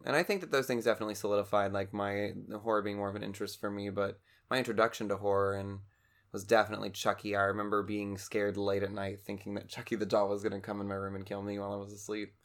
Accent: Cincinnati, Ohio, United States; now in Louisville, United States; I was originally from the Cincinnati area

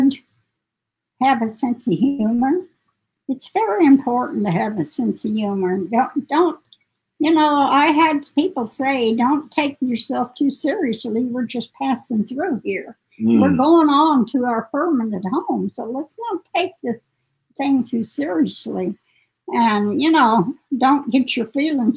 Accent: Globe, Arizona, United States; I was born in Globe, Arizona. We didn't have much to do there.

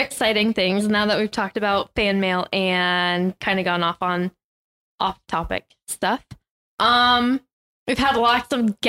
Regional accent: United States; especially if you're American, because as an American

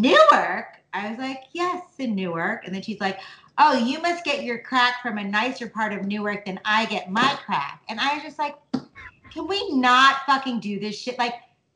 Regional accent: India; I'm from India

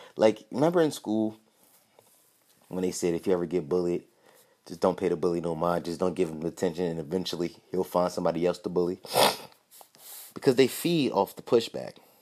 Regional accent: Philadelphia, Pennsylvania, United States; I'm from Philly

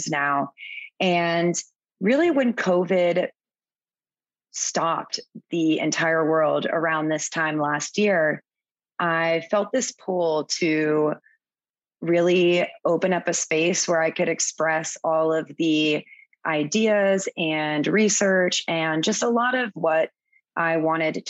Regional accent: Florida, United States; moved away as an adult; also born or lived in Virgin Islands; now in Cayman Islands; I'm originally from Florida, but I moved to the Caribbean a little over eight years ago after I graduated from college.

